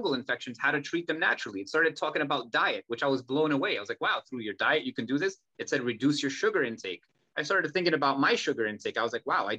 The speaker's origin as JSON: {"language": "English", "country": "United States", "tie": "born or raised there", "said": "we were raised in America"}